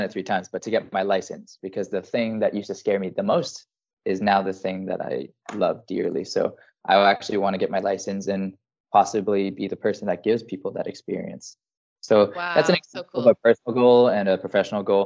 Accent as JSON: {"language": "English", "region": "rural Alberta", "country": "Canada", "also_born_or_lived": "French Polynesia", "moved": "as an adult", "lives_now": "Iceland", "said": "coming from farmland Alberta"}